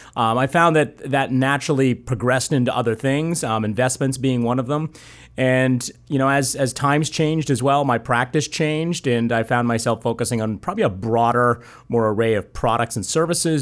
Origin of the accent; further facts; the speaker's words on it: just outside of Boston, Massachusetts, United States; also born or lived in San Bernardino, California; I've grown up there just outside of Boston and, uh, spent most of my life there.